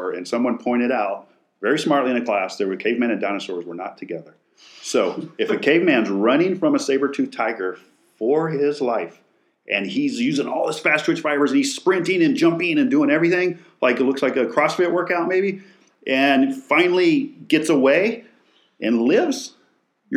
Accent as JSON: {"language": "English", "region": "West Texas", "country": "United States", "moved": "yes", "lives_now": "San Antonio, United States", "said": "I'm from West Texas"}